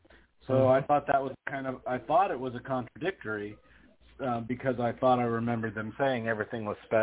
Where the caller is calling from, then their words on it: Las Vegas, Nevada, United States; from Vegas.